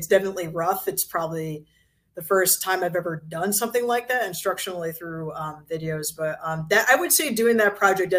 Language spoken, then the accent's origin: English; Connecticut, United States; moved away; I am from Connecticut and I live in Connecticut again